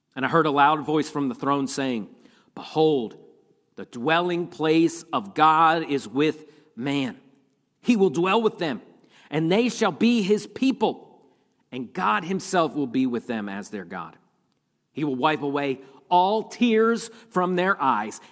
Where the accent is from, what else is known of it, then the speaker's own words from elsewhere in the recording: Pennsylvania, United States; grew up in Pennsylvania, and I, I grew up with snow all the time